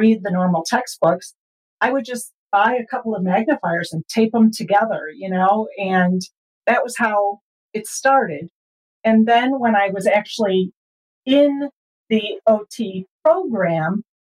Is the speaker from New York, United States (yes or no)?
no; Chicago, Illinois, United States; moved away as an adult; now in Fort Collins, United States; I was born and raised in the Chicago area